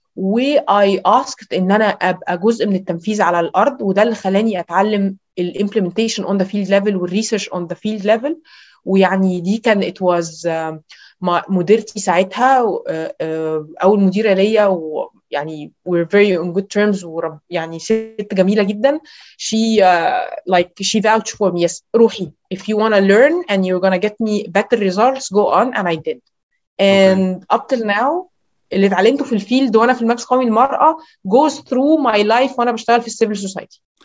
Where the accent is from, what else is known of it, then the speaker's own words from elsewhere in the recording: Cairo, Cairo Governorate, Egypt; ان مصر مش هي القاهره اللي انا ساكنه فيها انا ساكنه في المهندسين